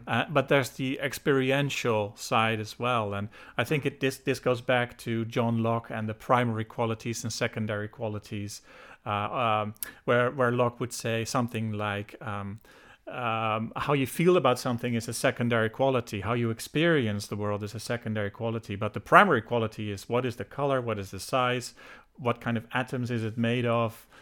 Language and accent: English; Netherlands; moved away as an adult; also born or lived in United Kingdom; now in Ireland; I was born and raised in the Netherlands, so I'm Dutch